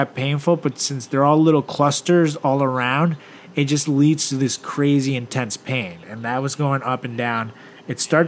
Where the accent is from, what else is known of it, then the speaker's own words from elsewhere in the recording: Venezuela; moved away; my hometown, Venezuela